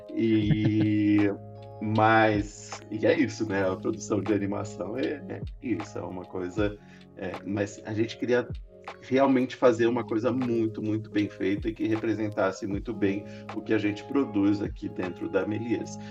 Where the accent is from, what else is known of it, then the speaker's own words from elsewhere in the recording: Presidente Prudente, São Paulo, Brazil; sou do interior, lá de Presidente Prudente